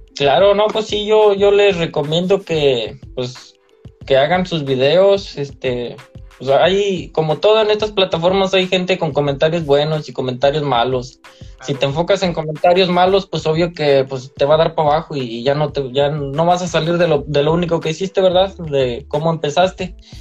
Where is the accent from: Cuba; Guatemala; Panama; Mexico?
Mexico; San Luis Potosí; now in Monterrey, Mexico; En San Luis Potosí, soy originario de San Luis Potosí